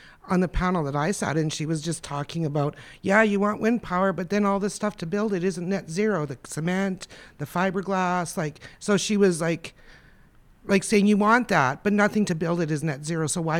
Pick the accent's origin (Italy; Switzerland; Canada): Canada; Alberta; I mean, say I'm from Alberta, there people say, oh, I'm sorry.